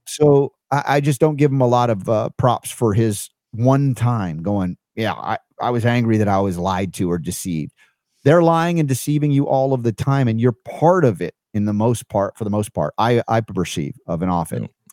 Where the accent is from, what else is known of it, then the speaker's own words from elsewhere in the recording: Stone Mountain, Georgia, United States; Georgia where I grew up in Stone Mountain